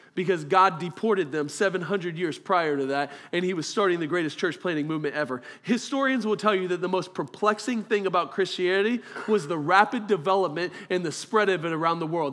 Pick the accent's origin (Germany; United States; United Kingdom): Germany; moved away; I was born in Germany